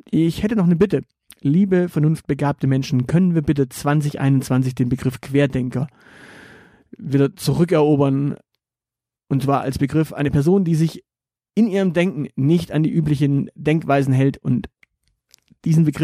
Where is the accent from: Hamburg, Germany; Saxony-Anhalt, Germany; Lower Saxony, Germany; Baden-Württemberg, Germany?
Baden-Württemberg, Germany; Stuttgart; Und das sage ich als Stuttgarter, äh, aus dem, aus dessen Stadt dieser Quatsch gerade aktuell kommt.